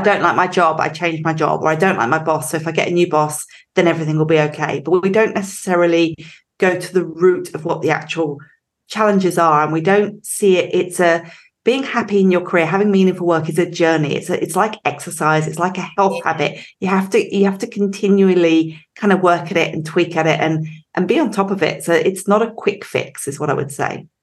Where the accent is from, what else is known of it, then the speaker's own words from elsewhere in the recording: England, United Kingdom; moved away as an adult; now in Australia; So I grew up in England, as you can probably tell. Um, I've been here for over 20 years, but um, can't shake the accent.